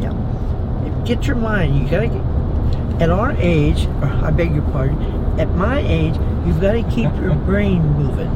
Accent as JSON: {"language": "English", "region": "Indiana", "country": "United States", "also_born_or_lived": "Texas / St. Louis", "moved": "as an adult", "said": "Originally from Indiana"}